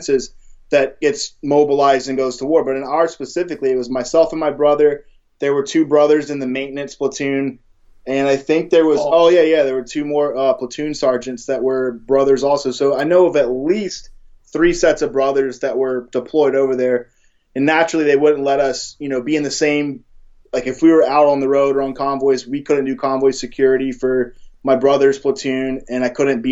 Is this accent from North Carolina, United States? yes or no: yes; North Carolina, United States; I'm from North Carolina